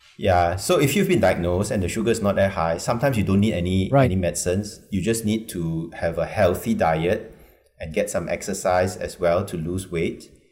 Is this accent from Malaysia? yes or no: yes; Malaysia; as a Malaysian